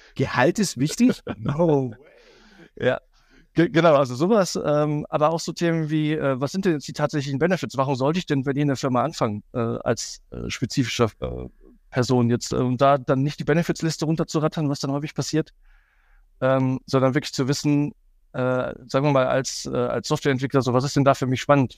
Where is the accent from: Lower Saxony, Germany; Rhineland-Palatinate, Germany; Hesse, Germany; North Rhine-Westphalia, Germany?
North Rhine-Westphalia, Germany; Cologne; für mich als Kölner